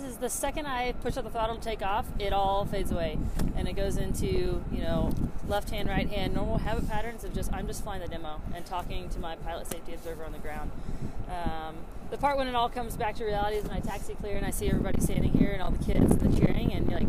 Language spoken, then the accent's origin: English; Southeast, United States; Military brat, so everywhere. Mostly the Southeast, and then I went to University of Alabama.